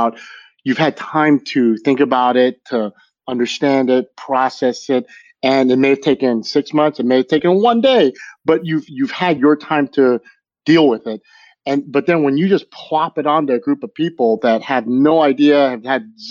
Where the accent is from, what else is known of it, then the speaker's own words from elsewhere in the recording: Los Angeles, California, United States; I'm actually from LA, like born and raised in LA.